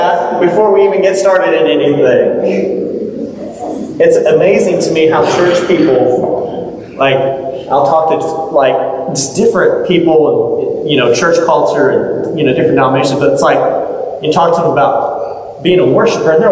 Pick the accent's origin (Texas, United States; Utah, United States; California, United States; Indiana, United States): Texas, United States; moved away; I grew up in Texas. This is like common language.